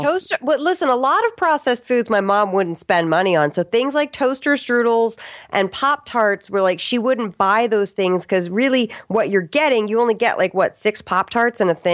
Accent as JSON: {"language": "English", "town": "Arlington", "region": "Virginia", "country": "United States", "tie": "born or raised there", "also_born_or_lived": "Richmond, Virginia", "said": "I was born in Richmond, Virginia, and I grew up in Arlington, Virginia"}